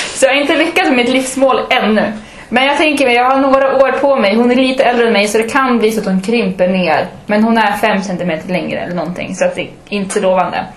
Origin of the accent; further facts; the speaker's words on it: Umeå, Västerbotten County, Sweden; also born or lived in Malmö; jag är också från Umeå. Jag är från Ersboda